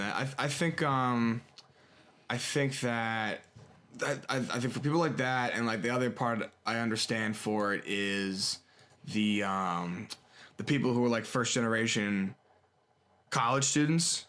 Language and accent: English; Harrisburg, Pennsylvania, United States; also born or lived in Maryland; I've never seen my hometown, like, that desolate before